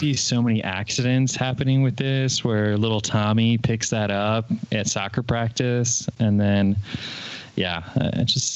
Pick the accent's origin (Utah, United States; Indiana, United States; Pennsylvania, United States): Indiana, United States; Fort Wayne; moved away as an adult; I moved back here to where I am now in my hometown of Fort Wayne